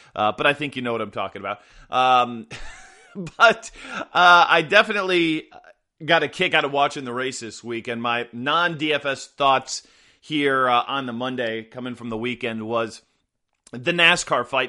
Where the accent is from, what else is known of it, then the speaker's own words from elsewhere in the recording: Midwest, United States; I grew up in the Midwest, you know, suburbanites